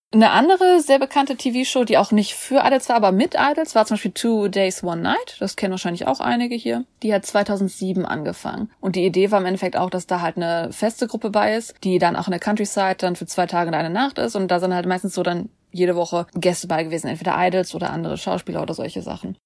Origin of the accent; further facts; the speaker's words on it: Germany; wir sind jetzt aber Deutsche.